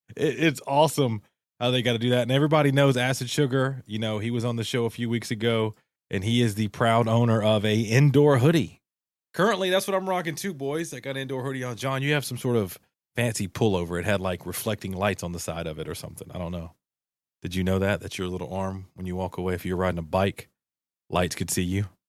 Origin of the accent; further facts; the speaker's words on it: Southeast, United States; we all, we're all from the Southeast